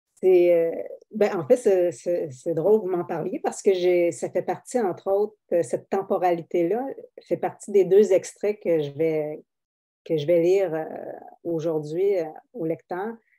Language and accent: French; Abitibi, Quebec, Canada; moi, je viens de l'Abitibi, je ne viens pas de Saint-Henri